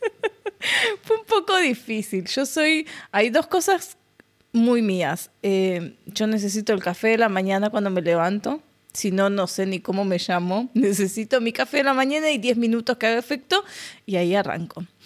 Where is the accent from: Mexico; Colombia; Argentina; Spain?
Argentina; moved away as an adult; now in Oman; yo soy de Argentina, Sí, hace dos años que estoy viviendo aquí en Oman